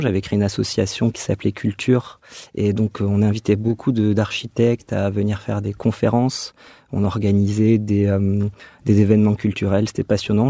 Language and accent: French; Dax, Nouvelle-Aquitaine, France; now in Bordeaux, France; Je viens plutôt euh, des Landes, de Dax. Mais euh, je, comment dire, j'exerce encore à Bordeaux et je souhaite redescendre de là où je viens